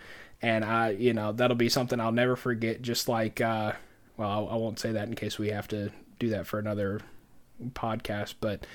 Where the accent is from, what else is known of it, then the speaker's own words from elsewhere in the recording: Georgia, United States; You know, that's something else about growing up in Georgia.